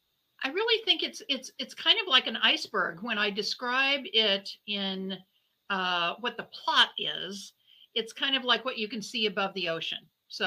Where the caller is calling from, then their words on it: Milwaukee, Wisconsin, United States; I'm joining you from Milwaukee, Wisconsin. It's still cold here, even though it's the end of middle of March. We don't get much spring here, unfortunately.